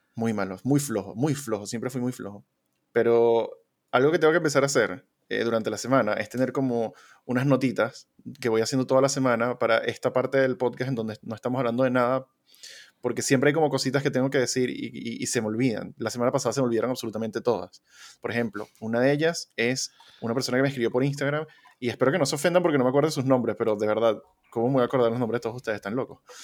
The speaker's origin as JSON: {"language": "Spanish", "country": "Venezuela", "tie": "born or raised there", "moved": "yes", "said": "venimos de Venezuela comunista"}